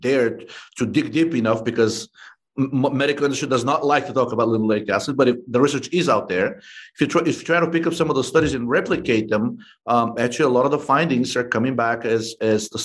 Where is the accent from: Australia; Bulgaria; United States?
Bulgaria; moved away; I'm originally from Bulgaria